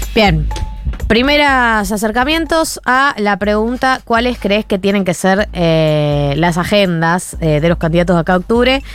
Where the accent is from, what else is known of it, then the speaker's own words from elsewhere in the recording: Argentina; Yo me siento muy argentina